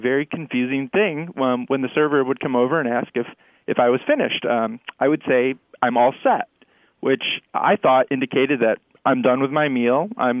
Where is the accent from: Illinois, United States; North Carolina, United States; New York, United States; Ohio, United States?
New York, United States; Syracuse; moved away as an adult; also born or lived in Rhode Island; now in Washington, D.C., United States; I'm a Yankee transplant down here. I'm originally from Syracuse, New York, and went to college in Rhode Island, and I moved down here for grad school a few years back.